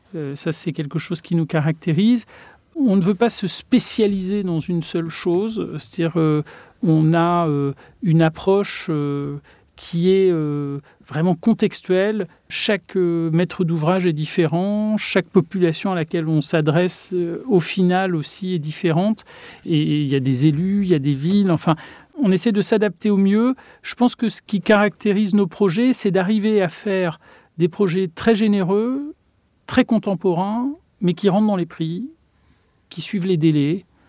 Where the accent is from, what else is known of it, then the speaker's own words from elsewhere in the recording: Touraine, Centre-Val de Loire, France; dans ma région d'origine, il y a une, architecture qui a une certaine douceur